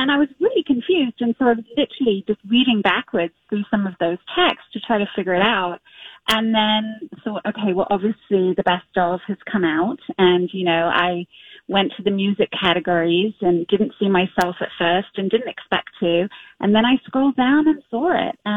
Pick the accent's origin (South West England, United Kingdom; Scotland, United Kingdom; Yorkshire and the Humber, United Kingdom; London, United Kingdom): London, United Kingdom; now in Minneapolis, United States; I was a London girl. I mean, I'm born and raised in London, and um, so we kind of compromised on Minneapolis and never looked back.